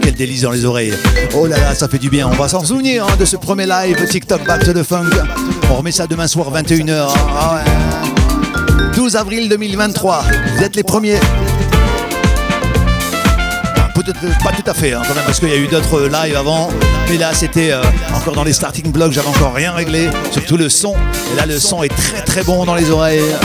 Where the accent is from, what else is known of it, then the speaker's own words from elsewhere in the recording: the Nord, Hauts-de-France, France; ici dans le Nord, parce que maintenant je suis du Nord, hein. ah, je suis revenu à la base.